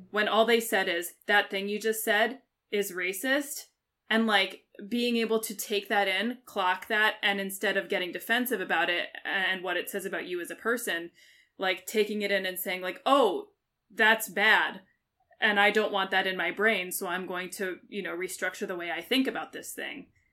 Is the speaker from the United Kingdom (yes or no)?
yes; United Kingdom; I'm a British citizen